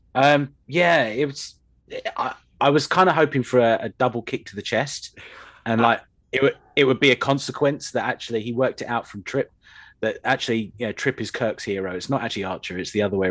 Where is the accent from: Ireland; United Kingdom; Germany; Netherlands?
United Kingdom; we seem to do as Brits